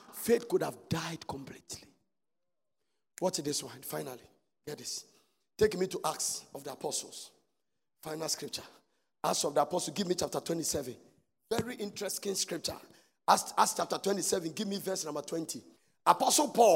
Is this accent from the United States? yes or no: no; Ghana; we are Ghana, we are under British rule